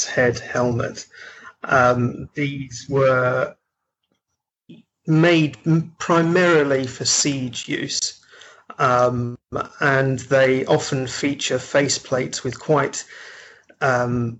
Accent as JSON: {"language": "English", "town": "Nottingham", "region": "East Midlands", "country": "United Kingdom", "tie": "born or raised there", "said": "I grew up in Nottingham"}